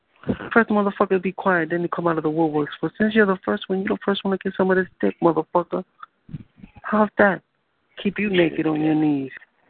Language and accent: English; New York City, New York, United States; I'm from New York City.